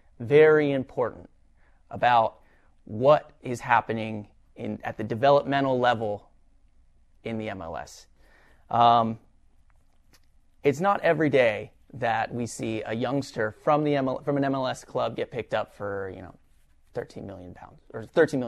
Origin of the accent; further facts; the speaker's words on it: Los Angeles, California, United States; growing up in Los Angeles